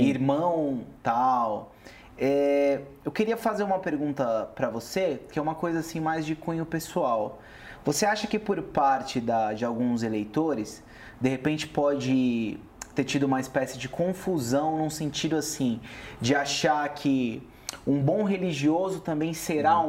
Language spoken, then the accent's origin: Portuguese; Brazil; Falando assim como brasileiro